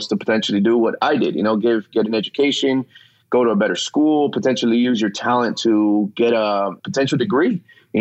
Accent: Los Angeles, California, United States; I grew up playing in the San Fernando Valley

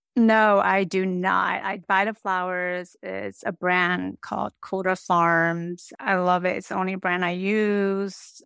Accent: United States; also born or lived in San Francisco Bay Area / Japan; now in Needham, United States; I was born and raised in America

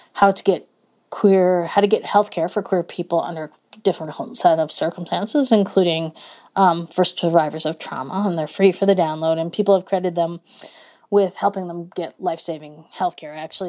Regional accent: Midwest, United States; as like a Midwesterner

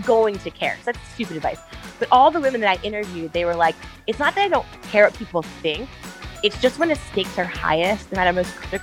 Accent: Baltimore, Maryland, United States; moved away as an adult; now in California, United States; We grew up on the East Coast in Maryland. So I'm 2/3 East Coast and 1/3 California. Only been here about 10 years

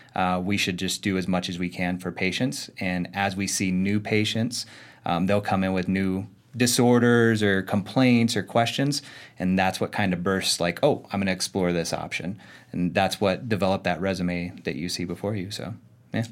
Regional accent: Arizona, United States; I was born and raised in Arizona

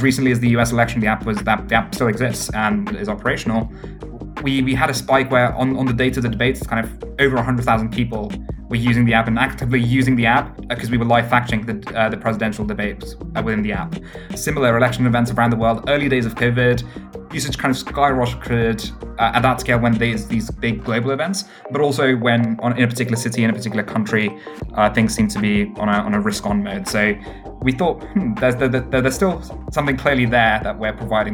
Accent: United Kingdom; also born or lived in Cambridge; my hometown in the UK happens to be a place called Stone, the highest Brexit voting place in all of the UK

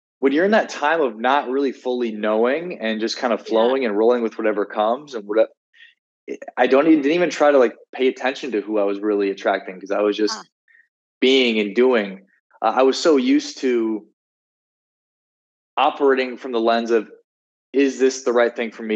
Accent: South Dakota, United States; moved away; also born or lived in Miami, Florida; I was from South Dakota. I felt a sense of obligation to the people there to be a certain way

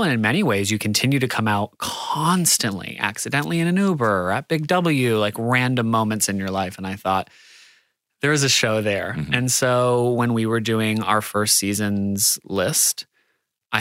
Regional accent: United States; moved away as an adult; now in Sydney, Australia; I'm American

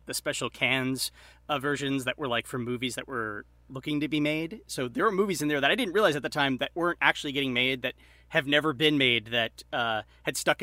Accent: Long Island, New York, United States; when I grew up on Long Island

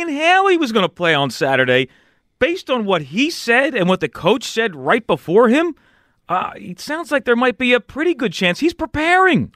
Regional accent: Philadelphia, Pennsylvania, United States; growing up in this area

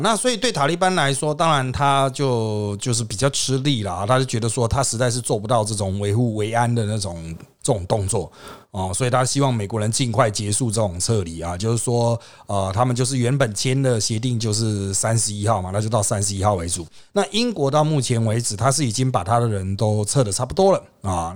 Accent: Taiwan; 没有我们台湾人就好了

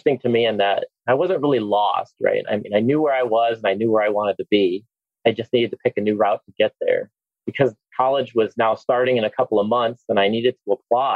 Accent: Hammond, Indiana, United States; also born or lived in East Chicago, Indiana / Huntsville, Alabama; now in Alabama, United States; I was born in East Chicago, Indiana. But really grew up in Hammond

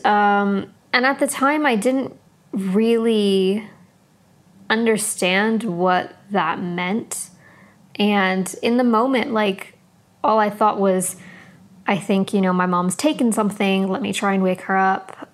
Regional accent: San Diego, California, United States; now in London, United Kingdom; we grew up in San Diego, California

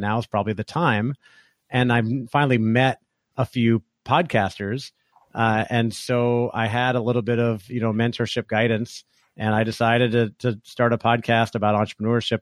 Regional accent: Orlando, Florida, United States; moved away as an adult; also born or lived in California; I grew up in Orlando, Florida, where I live now

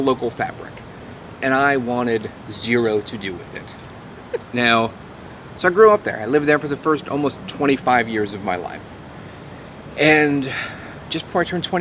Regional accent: Long Island, New York, United States; moved away; I grew up on Long Island

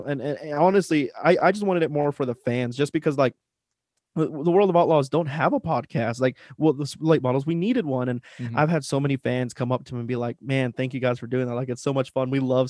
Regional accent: Las Cruces, New Mexico, United States; I'm from Las Cruces, New Mexico. A lot of you have heard of the town, of the city. It's the home of Johnny Scott and Stormy Scott and Garrett Albertson. So that's they're all my neighbors. That's where I come from.

